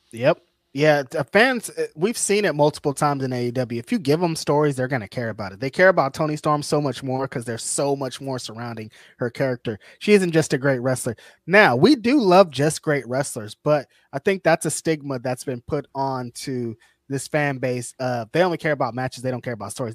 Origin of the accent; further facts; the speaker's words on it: California, United States; I'm from California